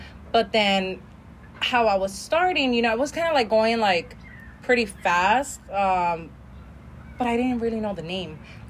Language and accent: English; El Monte, California, United States; In El Monte.